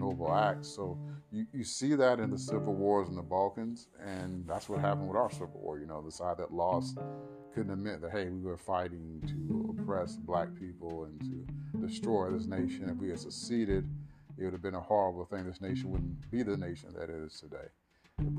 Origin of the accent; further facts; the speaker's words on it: the South, United States; growing up in the South